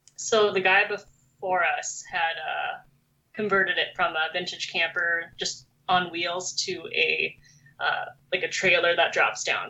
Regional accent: Minnesota, United States; also born or lived in South Korea; Minnesota, which is where I basically grew up

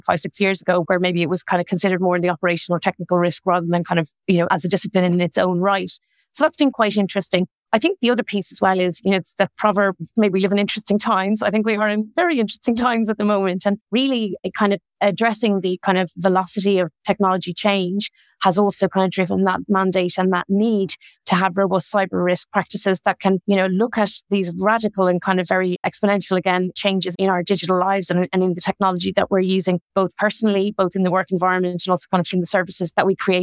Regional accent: Dublin, Leinster, Ireland; moved away; You might tell from my accent, I'm originally from Ireland. I'm from Dublin

